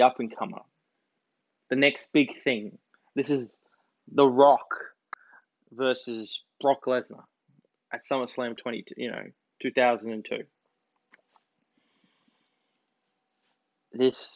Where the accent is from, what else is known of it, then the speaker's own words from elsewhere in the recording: Australia; I'm Australian